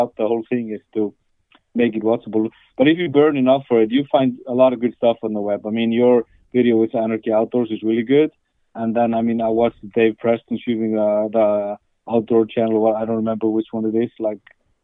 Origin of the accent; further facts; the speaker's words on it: Iceland; now in Norway; I'm from Iceland